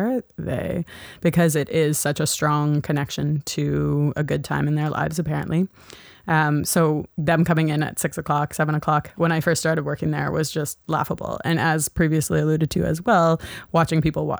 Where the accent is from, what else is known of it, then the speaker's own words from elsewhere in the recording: Halifax, Nova Scotia, Canada; now in Toronto, Canada; I'm from Halifax. Again, from Halifax.